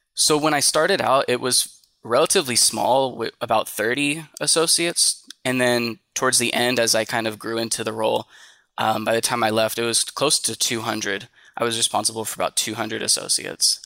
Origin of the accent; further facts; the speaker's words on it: Tracy, California, United States; I'm from Tracy, California, which is, um, about an hour, hour and a half, um, east of the Bay Area.